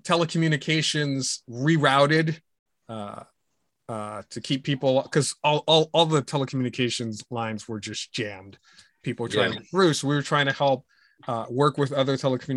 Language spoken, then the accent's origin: English; Pittsburgh, Pennsylvania, United States; moved away; also born or lived in Virginia; your hometown like Pittsburgh